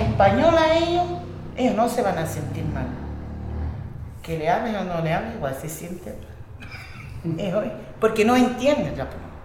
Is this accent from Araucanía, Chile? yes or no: no; Rapa Nui, Valparaíso, Chile; first language Spanish; Todas las familias Rapanui somos el pilar fundamental para mantener este idioma